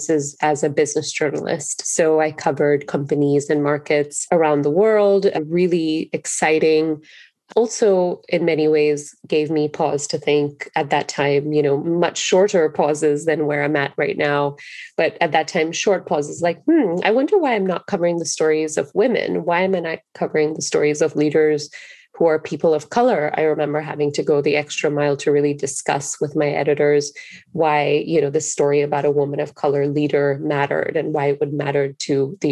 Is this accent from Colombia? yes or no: no; Singapore; moved away as an adult; now in United States; growing up in Singapore is it is a very racially diverse country